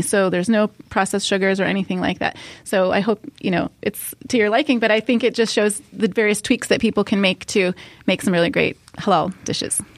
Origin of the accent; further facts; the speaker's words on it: Ohio, United States; I grew up in America, in, in Ohio